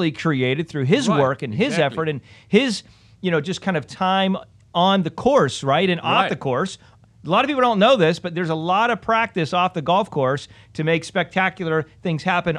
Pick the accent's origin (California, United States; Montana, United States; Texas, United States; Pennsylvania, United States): Pennsylvania, United States; I grew up in Pennsylvania, smaller town.